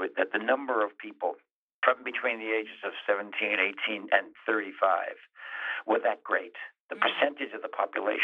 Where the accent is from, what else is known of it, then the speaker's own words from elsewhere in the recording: New York City, New York, United States; I'm a New Yorker, And a lot of that stuff happened in the East, right where I was. It was in my neighborhood